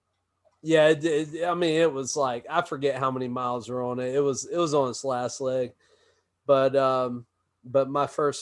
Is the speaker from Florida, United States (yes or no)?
yes; Florida, United States; I grew up in Florida